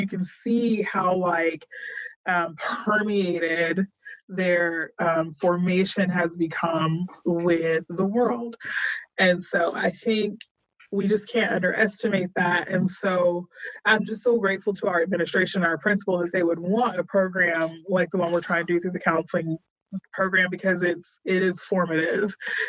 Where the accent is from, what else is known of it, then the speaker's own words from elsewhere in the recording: Texas, United States; and I'm a Texan, and I tell people East Texas is still like another country. And I grew up in Texas.